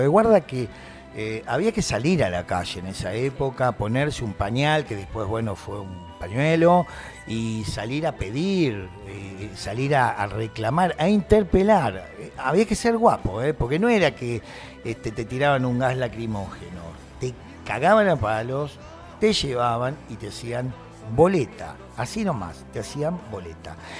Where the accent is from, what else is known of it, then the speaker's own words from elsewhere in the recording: Ayacucho, Buenos Aires Province, Argentina; Yo soy nacido en Ayacucho